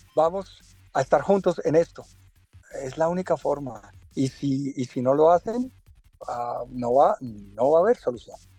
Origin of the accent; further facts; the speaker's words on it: Colombia; moved away; le doy gracias a Dios por haber nacido en Colombia, porque donde vaya he representado a Colombia, donde, donde voy, soy colombiano